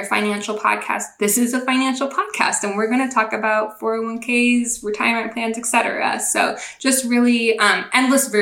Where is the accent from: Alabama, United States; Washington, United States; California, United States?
Washington, United States; Seattle; moved away as an adult; now in North Carolina, United States; I'm actually from the Seattle area. That's where I grew up.